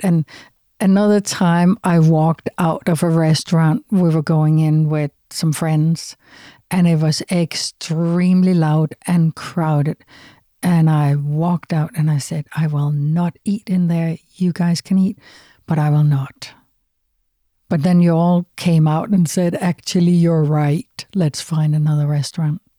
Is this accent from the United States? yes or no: no; Denmark; moved away; I'm from Denmark, from Europe.